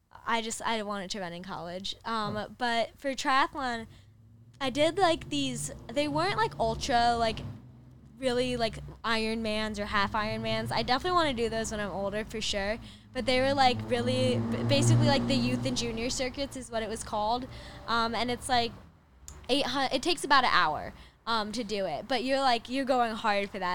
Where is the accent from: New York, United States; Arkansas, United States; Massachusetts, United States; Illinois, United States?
Illinois, United States; Chicago; moved away as an adult; also born or lived in Upper Peninsula, Michigan; now in Los Angeles, United States; I lived in Chicago area